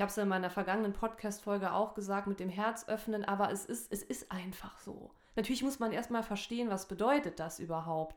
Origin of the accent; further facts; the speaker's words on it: Saarland, Germany; ich komme ja aus dem Saarland